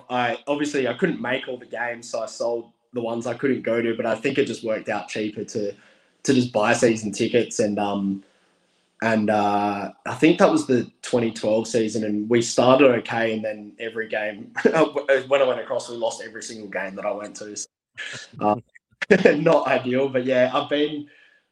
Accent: Australia; I came all the way from Australia

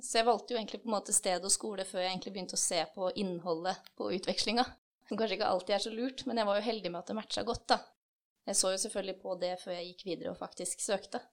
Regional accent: Kløfta, Akershus, Norway; moved away as an adult; also born or lived in Drammen; jeg kommer fra Kløfta, men jeg flytta til Drammen i 2016 for å begynne å studere her

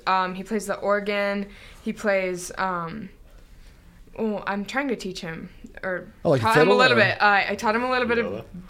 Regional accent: Columbia, United States; also born or lived in Belleville, New Jersey; I'm actually not from Columbia either. I was born in New Jersey and lived there until I was around 4 or 5, and then we moved here.

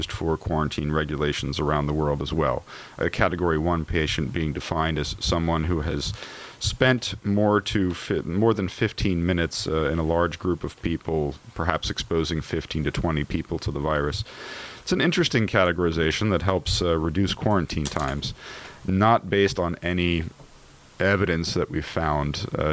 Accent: Germany; now in United States; my home country of Germany

